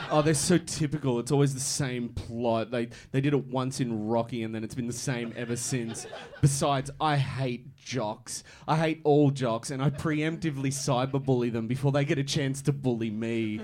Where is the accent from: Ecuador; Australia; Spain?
Australia; Sebastopol, Victoria; I'm actually from Sebastopol, which is about 10 minutes out of Ballarat. I say Ballarat to make it clearer to people, but I'm from Sebastopol.